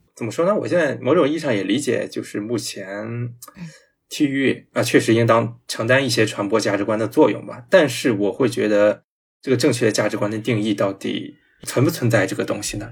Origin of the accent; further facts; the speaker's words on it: China; 我觉得，作为一个嗯。中国人